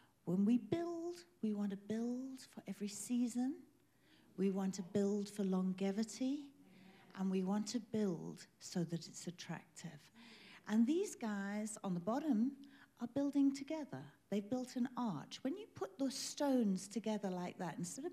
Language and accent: English; England, United Kingdom; now in South Africa; I'm British. British by birth, but I'm South African by choice. I hold a South African passport. But when I was growing up in England